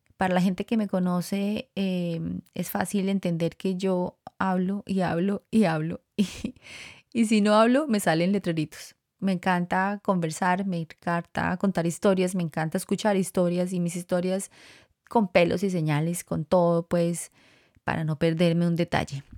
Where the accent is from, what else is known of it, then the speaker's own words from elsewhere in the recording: Colombia; moved away as an adult; also born or lived in Costa Rica; now in United States; Los dos somos colombianos y salimos de Colombia para Costa Rica.